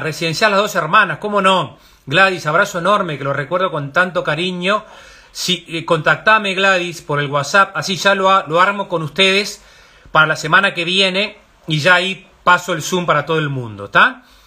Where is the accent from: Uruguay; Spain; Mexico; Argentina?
Uruguay; como uruguayos